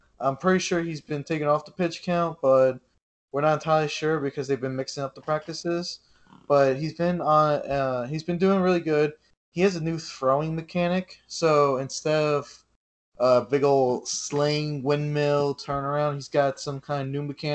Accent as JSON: {"language": "English", "region": "New York", "country": "United States", "said": "I'm Italian. I'm from New York"}